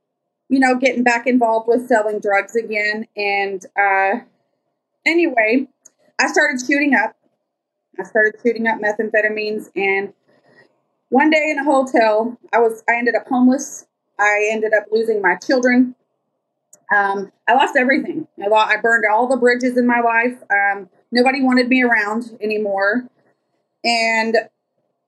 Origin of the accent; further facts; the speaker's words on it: Lubbock, Texas, United States; I'm from Lubbock, Texas